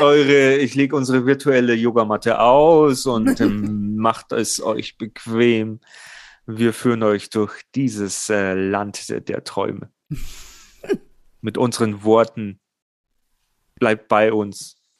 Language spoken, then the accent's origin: German; Germany